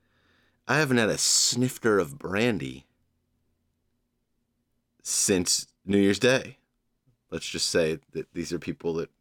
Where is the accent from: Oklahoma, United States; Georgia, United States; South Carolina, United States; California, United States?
Georgia, United States; now in New York, United States; Georgia, my home state